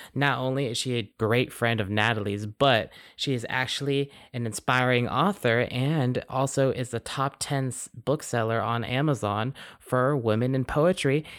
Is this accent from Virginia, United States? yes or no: yes; Glen Allen, Virginia, United States; also born or lived in Suffolk, Virginia; I've lived in this, like, area, Glen Allen, for my entire life